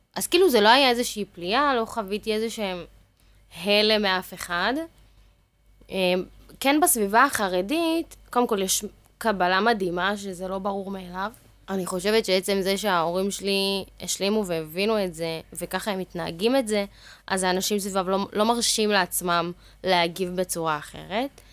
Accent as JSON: {"language": "Hebrew", "town": "Ashdod", "region": "Southern District", "country": "Israel", "tie": "born or raised there", "said": "אחר כך עברנו לאזור ט', שם גדלתי בעצם, שם אני גם גרה היום"}